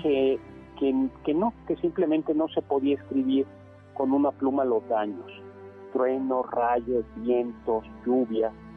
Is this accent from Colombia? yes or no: no; Mexico City, Mexico; somos chilangos y vivimos en el centro